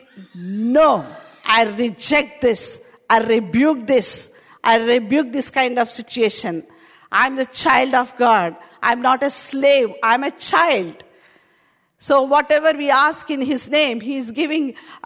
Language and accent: English; India; accent: Indian; English is a second language; now in United Kingdom; My Indian accent.